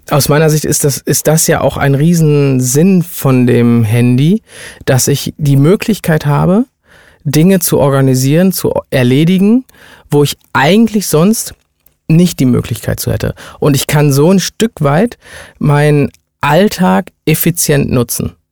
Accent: India; Ich bin ja Inder, ne?

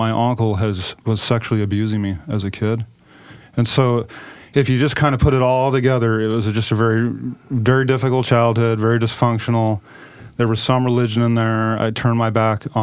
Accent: Klamath Falls, Oregon, United States; I'm from Klamath Falls, down in southern Oregon, small town down there

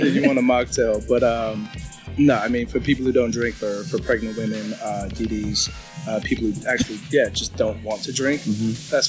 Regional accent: Philippines; I have to do it just to prove I'm Filipino.

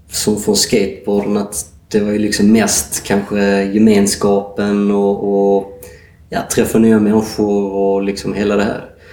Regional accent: Sweden; som svensk

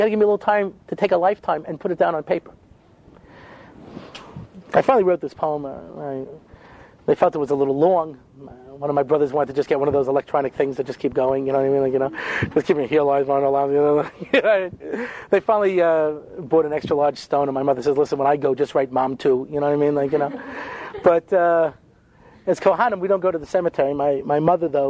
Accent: Long Island, New York, United States; I didn't grow up in Brooklyn. You understand? I grew up on Long Island

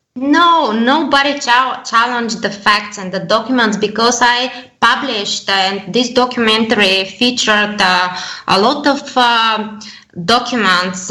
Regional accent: Bulgaria; I come from Bulgaria

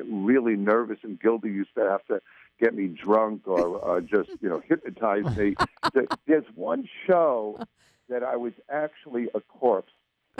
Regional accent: Long Island, New York, United States; I grew up on Long Island.

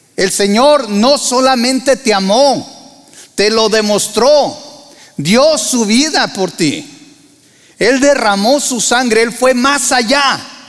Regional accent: Torreón, Coahuila, Mexico; moved away as an adult; also born or lived in Monterrey / San Luis Potosí / Argentina; now in United States; Yo soy de Tierra Santa, o sea, Torreón, Coahuila

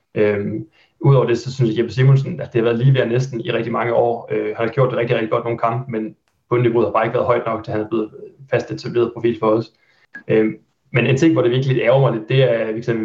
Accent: Haderslev, Southern Denmark, Denmark; moved away as an adult; now in Aarhus, Denmark; jeg er født og opvokset i Haderslev

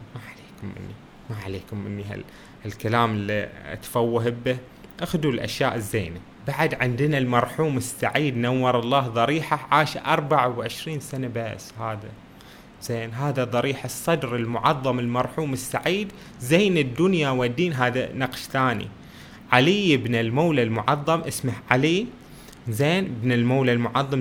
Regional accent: Bahrain; بلادنا البحرين

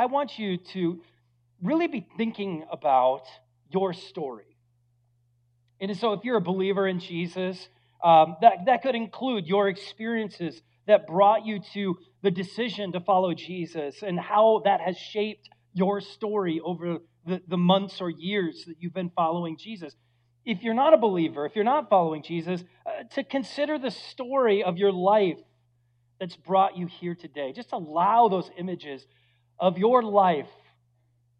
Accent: Minnesota, United States; now in Phoenix, United States; I'm from Minnesota

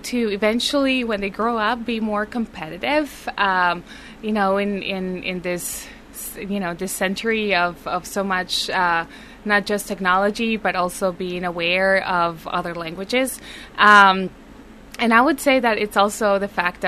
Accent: Colombia; first language Spanish; English is a second language; also born or lived in Texas / Marshalltown, Iowa; now in Iowa, United States; I'm a native from Colombia.

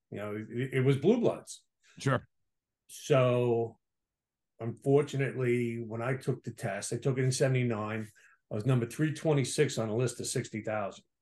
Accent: Staten Island, New York, United States; Staten Island boy, which Staten Island was all cop, fireman, sanitation.

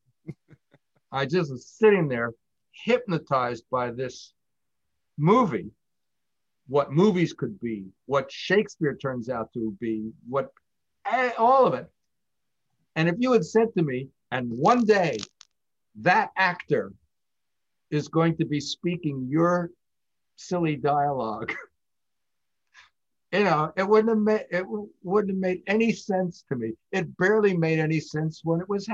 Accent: Los Angeles, California, United States

